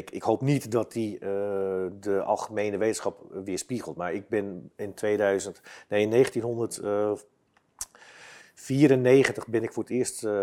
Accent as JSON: {"language": "Dutch", "town": "Basel", "region": "Basel-Stadt", "country": "Switzerland", "said": "Dus ik ben, dan, ben, ik uit, ik ben uit Basel."}